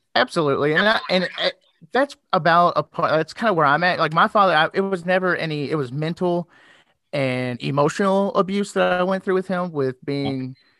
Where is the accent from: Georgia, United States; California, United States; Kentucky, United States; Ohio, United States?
Kentucky, United States; Louisville; accent: southern twang; now in Indiana, United States; I'm originally from Louisville, Kentucky